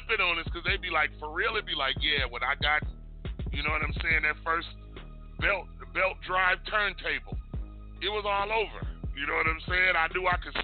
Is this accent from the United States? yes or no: yes; Detroit, Michigan, United States; I was born and raised in Detroit